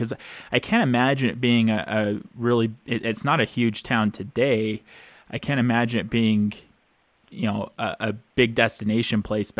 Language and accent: English; Utah, United States; Now I've grown up in Utah